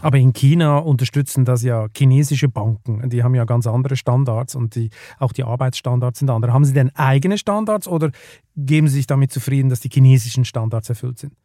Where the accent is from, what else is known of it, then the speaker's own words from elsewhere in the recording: Switzerland; ich bin ja als Schweizer, bin ich beinahe aufgewachsen mit diesen, äh, mit diesen Staudämmen da in den Alpen